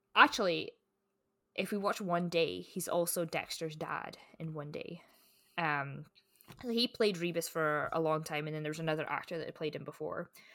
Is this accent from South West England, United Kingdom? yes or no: no; Scotland, United Kingdom; growing up in Scotland